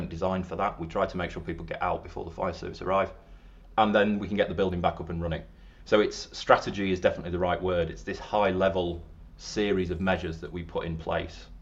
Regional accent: Yorkshire and the Humber, United Kingdom; moved away as an adult; also born or lived in London; I am from up north. I'm from Yorkshire, not Lancashire. Over here on the wrong side of the Pennines.

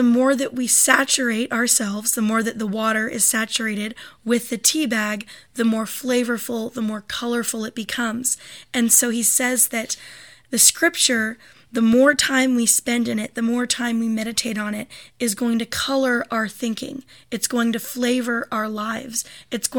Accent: United States; we as American Christians

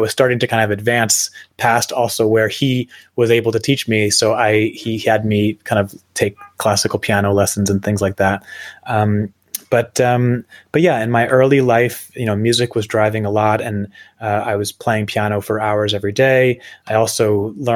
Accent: New Jersey, United States; I grew up in New Jersey.

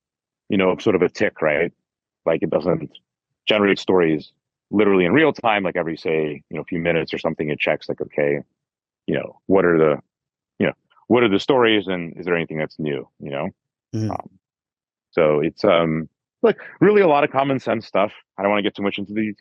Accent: United States; as an American

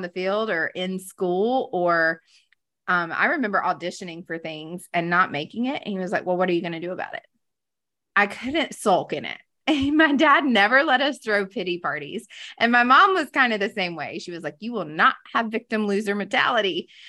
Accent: Greenville, South Carolina, United States; moved away as an adult; now in Charlotte, United States; I grew up in the Carolinas. I am from here, originally from Greenville, South Carolina, now living in the Queen City

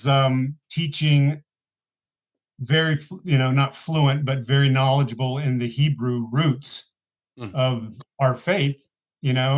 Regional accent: Colorado, United States; also born or lived in Tripoli, Libya; moved to Colorado when I was a kid, so grew up Colorado boy, doing Colorado stuff

